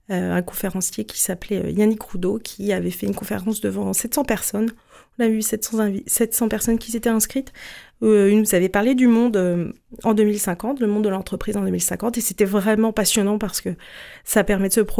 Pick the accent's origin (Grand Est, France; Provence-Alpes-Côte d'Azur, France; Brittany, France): Grand Est, France; Moi, je viens, je viens d'Alsace notamment. Enfin, j'ai pas mal déménagé, mais